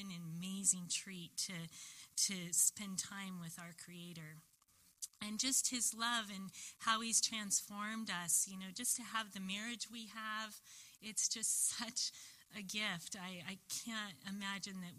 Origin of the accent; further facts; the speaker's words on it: Long Beach, California, United States; I grew up, I was born in Long Beach